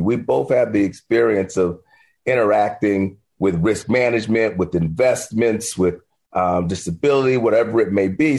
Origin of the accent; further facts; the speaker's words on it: Miami, Florida, United States; I'm from Liberty City, Miami, Florida